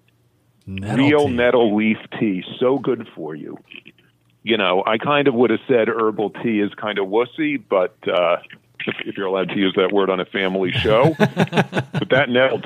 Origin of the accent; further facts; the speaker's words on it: New York City, New York, United States; now in Vancouver, Canada; I'm from Brooklyn